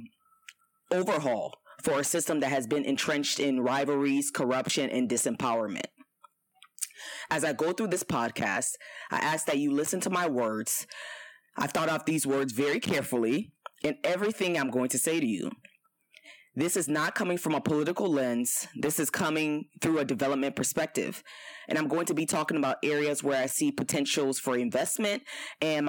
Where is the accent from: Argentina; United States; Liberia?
Liberia; moved away; my trip to Liberia, my home country, my country of birth